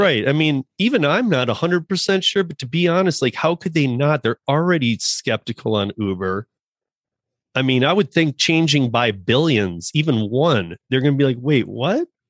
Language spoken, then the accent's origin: English; Michigan, United States; I'm from Michigan too